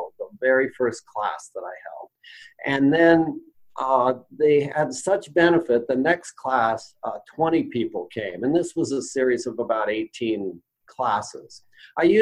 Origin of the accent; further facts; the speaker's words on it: Roseburg, Oregon, United States; I started a lifestyle medicine practice in my hometown of Roseburg, Oregon